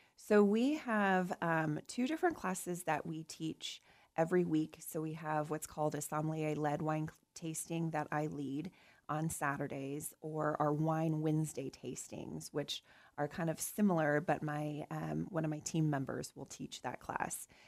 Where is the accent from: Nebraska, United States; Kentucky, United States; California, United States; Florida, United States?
Nebraska, United States; now in Kansas, United States; Nebraska, so my home state